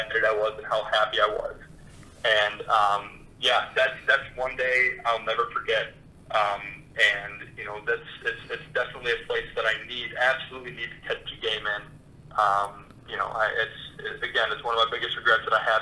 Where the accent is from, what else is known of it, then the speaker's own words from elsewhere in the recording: Chicago, Illinois, United States; moved away as an adult; now in Western Michigan, United States; I grew up in the Chicago suburbs